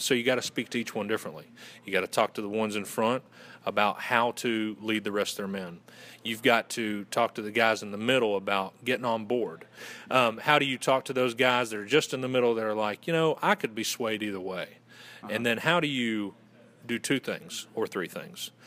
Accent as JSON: {"language": "English", "region": "Western North Carolina", "country": "United States", "accent": "Southern gentleman", "said": "originally from Western North Carolina, and I went to Western Carolina University"}